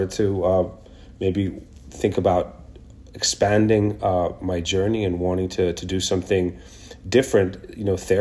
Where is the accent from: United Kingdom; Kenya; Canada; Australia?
Kenya; also born or lived in Israel; now in New York, United States; I was born in Israel, but grew up in Kenya and came here as an immigrant many years ago in the 90s.